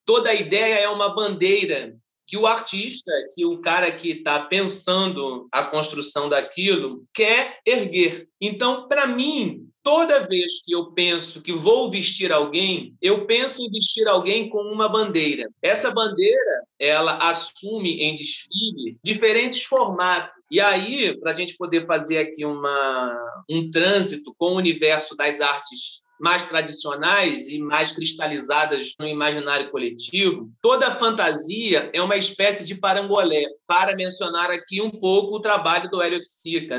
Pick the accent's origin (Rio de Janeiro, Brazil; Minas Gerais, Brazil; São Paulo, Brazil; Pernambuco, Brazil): Rio de Janeiro, Brazil; eu passei parte da minha, da minha juventude na Ilha do Governador, mas sou carioca de 1983, nascido no bairro do Jardim América